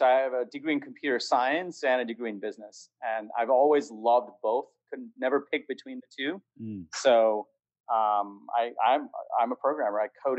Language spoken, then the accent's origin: English; New York, United States; moved away as an adult; also born or lived in Bangladesh / California; now in Dallas, United States; I grew up in New York. I was born in Bangladesh. I moved to New York when I was 10. Went to school in New York. Spent the last 9 years in California and moved to Dallas earlier this year.